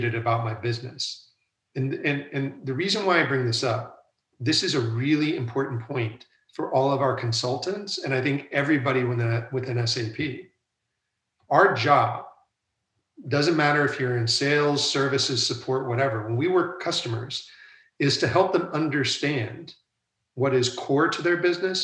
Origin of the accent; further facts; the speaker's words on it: United States; moved away as an adult; also born or lived in London, United Kingdom / Asia / Europe; I'm now back in the United States. And originally I'm from the United States